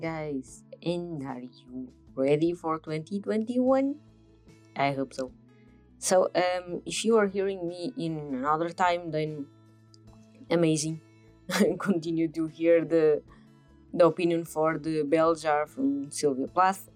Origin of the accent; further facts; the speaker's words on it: Portugal; I'm from Portugal